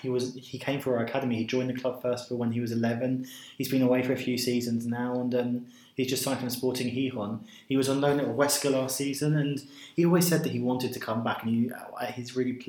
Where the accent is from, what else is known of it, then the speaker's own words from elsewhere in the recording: England, United Kingdom; now in Villarreal, Spain; We're the two English people that work at the club